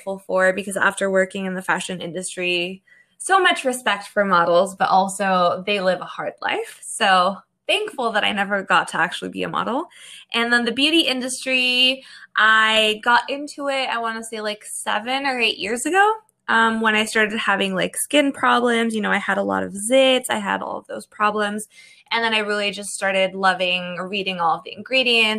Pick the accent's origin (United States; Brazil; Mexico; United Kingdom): Mexico; moved away; also born or lived in Paris; my mom is Mexican and I was born in Mexico.